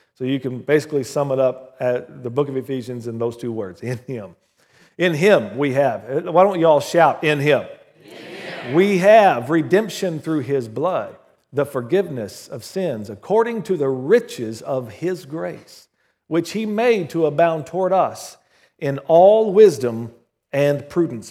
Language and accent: English; Southern Oklahoma, United States; When I was growing up in Southern Oklahoma, our little country church called Victory Chapel